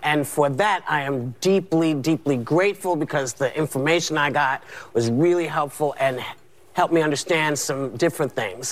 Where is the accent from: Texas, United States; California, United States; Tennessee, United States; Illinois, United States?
Illinois, United States; moved away; the state of Illinois, which is my home state